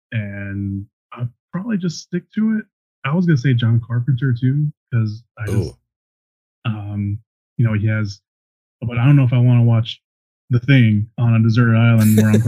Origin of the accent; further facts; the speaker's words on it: outside Chicago, Illinois, United States; I am from outside Chicago